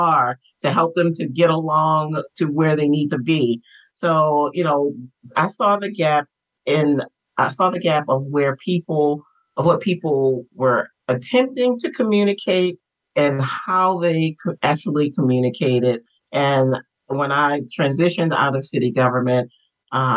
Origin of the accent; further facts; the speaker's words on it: Baltimore, Maryland, United States; I am born and raised in Baltimore, Maryland